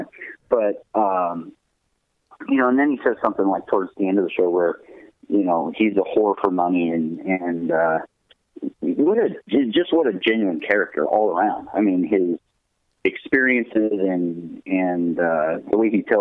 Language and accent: English; Southern California, United States; I grew up in Southern California